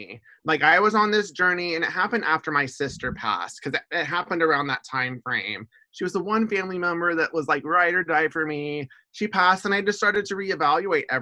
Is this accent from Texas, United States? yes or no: yes; Houston, Texas, United States; moved away as an adult; also born or lived in Seattle / Portland / Olympia; now in Camas, United States; I grew up in Houston